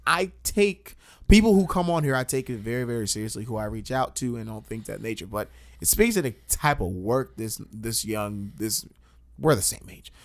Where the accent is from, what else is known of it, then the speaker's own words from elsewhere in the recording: Long Island, New York, United States; I'm from Long Island